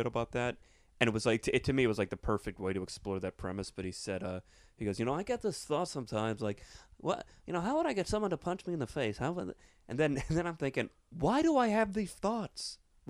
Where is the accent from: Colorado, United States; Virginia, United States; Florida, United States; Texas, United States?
Florida, United States; Plantation; I have that thing with South Florida. I went to Plantation High School